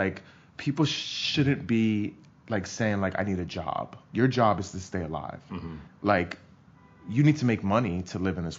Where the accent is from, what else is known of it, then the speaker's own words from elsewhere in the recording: New York City, New York, United States; because I grew up in New York